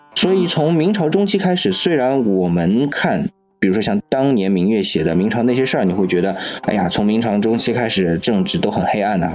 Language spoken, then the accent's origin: Chinese; China; 我们中国人说的“百味盐为首”这样的一个说法